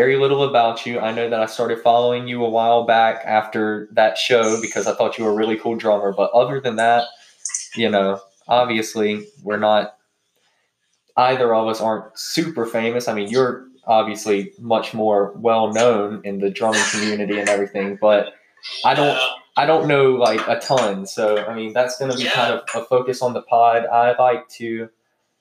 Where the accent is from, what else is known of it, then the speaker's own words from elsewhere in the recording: North Carolina, United States; I'm born and raised in North Carolina